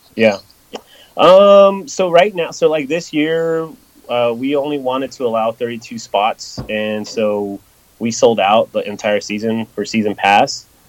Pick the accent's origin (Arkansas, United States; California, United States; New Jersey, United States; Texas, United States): California, United States; Los Angeles; now in Knoxville, United States; I'm originally from Los Angeles. I was born and raised in L.A. and I moved out here